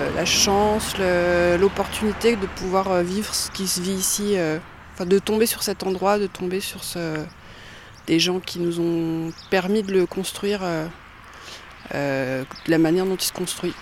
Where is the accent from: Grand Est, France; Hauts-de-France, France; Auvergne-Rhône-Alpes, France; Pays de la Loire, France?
Grand Est, France; Langres; je suis née à Langres, j'ai grandi à Langres, après je suis partie, j'ai fait des études ailleurs et je suis revenue en Haute-Marne en 2008